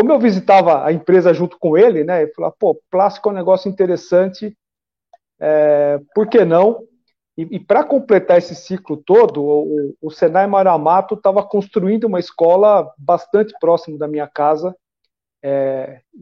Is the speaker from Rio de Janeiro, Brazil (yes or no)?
no; São Bernardo do Campo, São Paulo, Brazil; Eu nasci em São Paulo, é, é. mas eu fui criado desde os cinco anos de idade em São Bernardo do Campo.